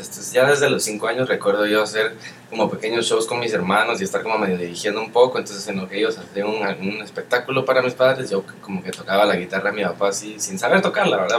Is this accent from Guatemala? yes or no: yes; Guatemala; moved away as an adult; also born or lived in Europe / South America; además de ser guatemalteco, soy latino